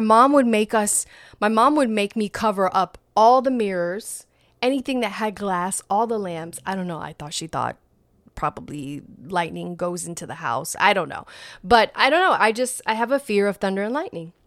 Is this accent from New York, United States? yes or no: yes; New York, United States; moved away; I, I grew up in New York